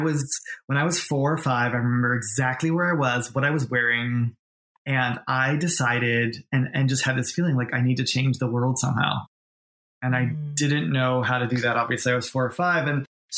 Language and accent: English; New York, United States; born or raised there; moved away as an adult; also born or lived in Boston, Massachusetts; now in Los Angeles, United States